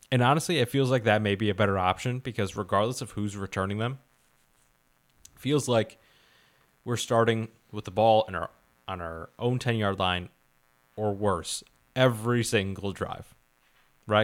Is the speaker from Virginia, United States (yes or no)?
no; Palatine, Illinois, United States; also born or lived in Rolling Meadows, Illinois; I moved from Rolling Meadows to Palatine when I was young